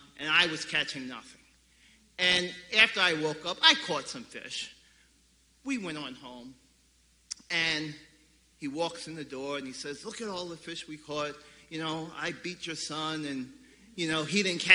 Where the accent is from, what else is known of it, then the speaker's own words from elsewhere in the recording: New York City, New York, United States; When I was about 7 years old, we moved from the Bushwick area of Brooklyn to the Canarsie area of Brooklyn